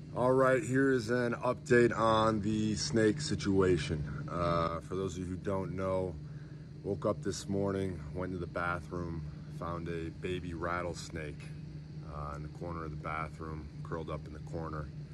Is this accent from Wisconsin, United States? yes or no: yes; Wisconsin, United States; moved away as an adult; also born or lived in Houston; now in Arizona, United States; I'm from Wisconsin.